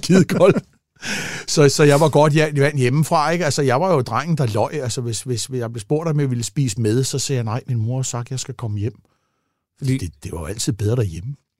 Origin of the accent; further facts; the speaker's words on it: Gladsaxe, Capital Region of Denmark, Denmark; also born or lived in Italy; jeg kommer fra Gladsaxe af